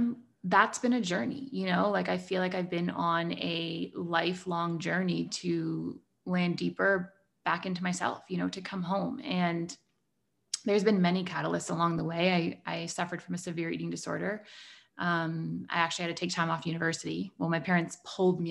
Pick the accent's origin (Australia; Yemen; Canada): Canada; Toronto, Ontario; I'm from Toronto in Canada